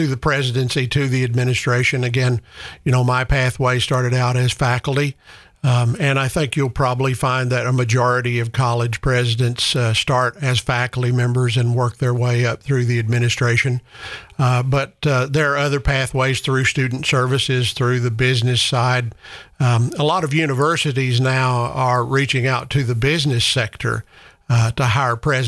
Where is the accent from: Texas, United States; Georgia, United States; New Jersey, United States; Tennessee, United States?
Tennessee, United States; East; I grew up in East Tennessee